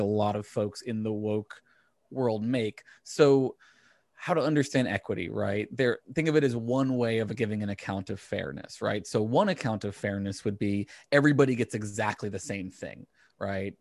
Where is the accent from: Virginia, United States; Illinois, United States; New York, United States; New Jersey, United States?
Virginia, United States; growing up in Virginia